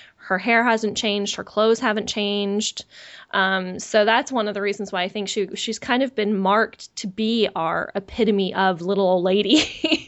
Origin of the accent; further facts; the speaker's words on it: San Francisco Bay Area, California, United States; most of my family was was local to where where I grew up in the San Francisco Bay Area